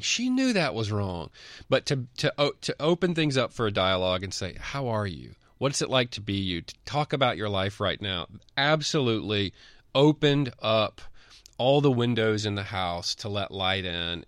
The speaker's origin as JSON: {"language": "English", "region": "Mississippi", "country": "United States", "said": "I'm from Mississippi"}